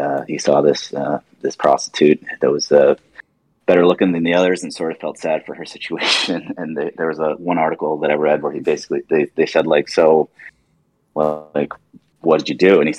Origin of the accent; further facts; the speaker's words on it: Arizona, United States; We grew up in Arizona.